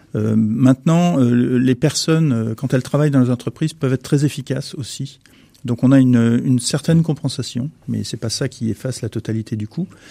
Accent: France; quand on parle en tant que Français

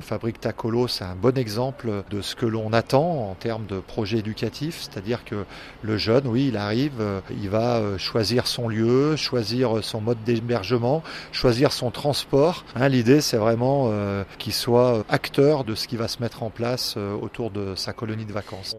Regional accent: Grenoble, Auvergne-Rhône-Alpes, France; je suis originaire de Grenoble

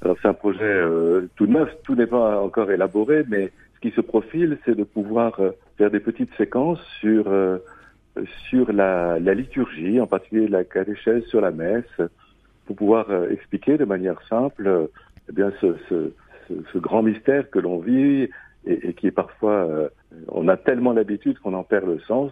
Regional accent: France; also born or lived in Reims; now in Châlons-en-Champagne, France; je suis euh, né à Reims, j'ai passé mon enfance dans la Loire

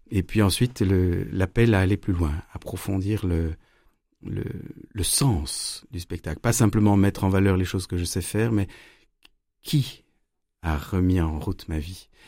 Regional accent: Strasbourg, Grand Est, France; born there; Bah, je suis né en 74 à Strasbourg de deux parents musiciens de très haut niveau. On a beaucoup déménagé

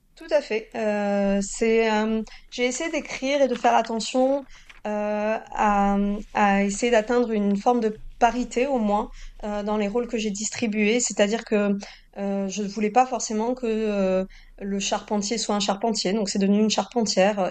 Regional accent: Toulouse, Occitania, France; now in Normandy, France; j'ai grandi à Toulouse et que maintenant je vis en Normandie

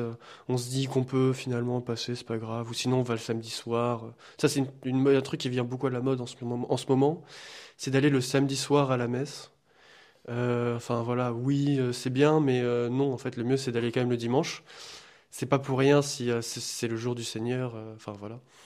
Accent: France; now in Liège, Belgium; je suis français d'origine portugaise, faisant mes études ici à Liège.

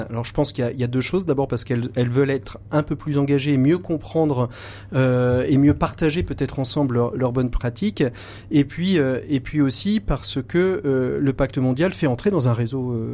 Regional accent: Brittany, France; quand on est breton comme nous, on est normalement pas très, vous loin.

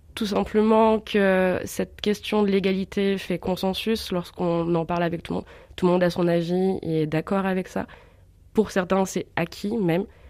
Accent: Bourg-en-Bresse, Auvergne-Rhône-Alpes, France; moved away as an adult; also born or lived in Dijon; Je suis de Bourg-en-Bresse. J'ai fait mon lycée et un bac scientifique à la Lande

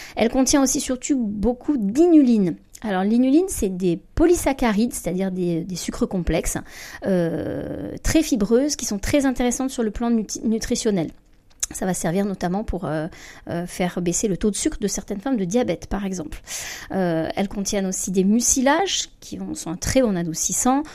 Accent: Provence-Alpes-Côte d'Azur, France; alors moi je suis provençale

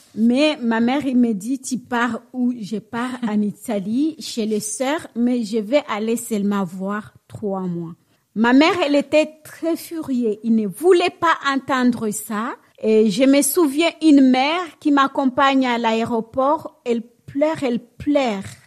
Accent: Bukavu, South Kivu, DR Congo; moved away as an adult; now in Normandy, France; je suis congolaise

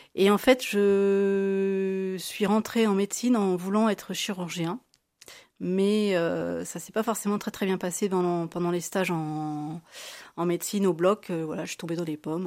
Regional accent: Blois, Centre-Val de Loire, France; also born or lived in Tours; je suis née à Blois, donc en 1971. J'ai fait mes études à Sainte-Marie-de-Blois, quasiment euh, de la maternelle à la terminale

